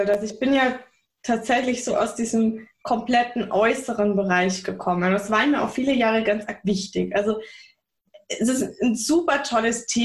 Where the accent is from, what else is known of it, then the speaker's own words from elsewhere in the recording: Bavaria, Germany; Ist meine Wahlheimat, eigentlich bin ich aus Bayern, und bis aufs Wetter ist es hier auch mega schön.